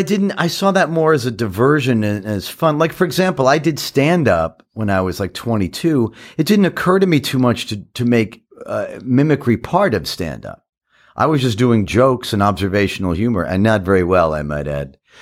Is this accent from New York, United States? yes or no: yes; New York City, New York, United States; I grew up in Queens, in Forest Hills